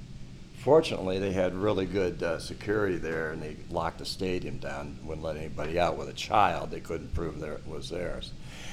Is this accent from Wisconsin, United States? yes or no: no; Detroit, Michigan, United States; moved away as an adult; also born or lived in Los Angeles; I mean, I was born in Detroit, I was raised in the suburbs, but I always consider myself a Detroit person.